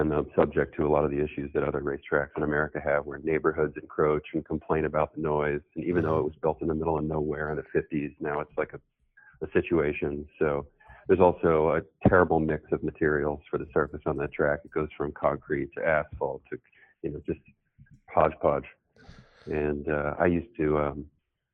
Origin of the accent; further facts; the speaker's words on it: New Orleans, Louisiana, United States; moved away; also born or lived in Pennsylvania / California; I grew up in New Orleans mostly. I was born in Pennsylvania. And when I was really young, my mom moved to, got remarried. We moved to New Orleans